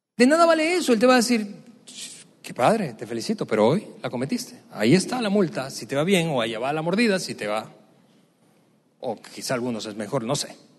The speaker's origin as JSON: {"language": "Spanish", "country": "Venezuela", "tie": "born or raised there", "moved": "yes", "said": "mi país de origen, Venezuela. En el tiempo que yo crecí, más del 95% de las personas eran católicas"}